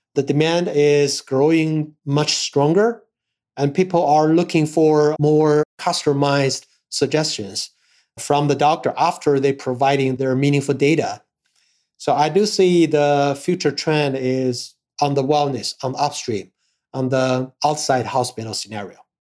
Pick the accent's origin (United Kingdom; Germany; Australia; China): China; Harbin, Heilongjiang; I was born in North China. Uh, my hometown is Harbin